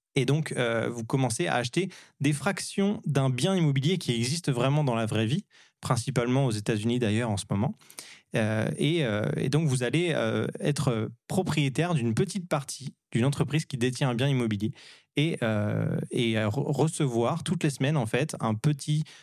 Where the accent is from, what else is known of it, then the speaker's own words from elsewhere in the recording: France; now in Montreal, Canada; on est des Français qui vivons euh, à, Montréal